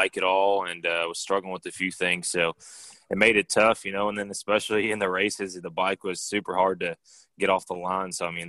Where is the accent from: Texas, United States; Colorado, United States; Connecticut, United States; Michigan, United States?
Texas, United States; I grew up racing down in Texas in the CMRA classes for like 2 or 3 years